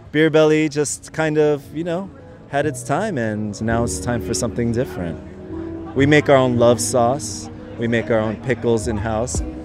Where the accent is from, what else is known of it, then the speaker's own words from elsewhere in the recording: Los Angeles, California, United States; I'm from Koreatown, born and raised